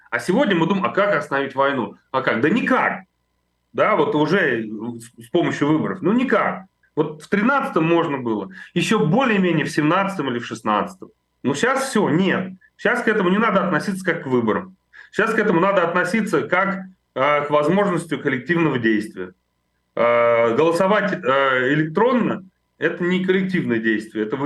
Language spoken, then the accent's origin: Russian; Moscow, Russia; я москвич.